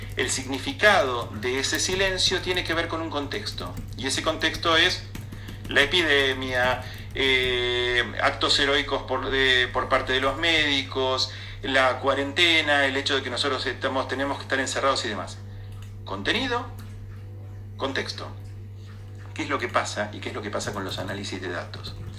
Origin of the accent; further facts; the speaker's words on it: Buenos Aires, Argentina; also born or lived in Flores, Buenos Aires; lo real y lo cierto que tenía Villaluro para mí en los primeros nueve años de mi vida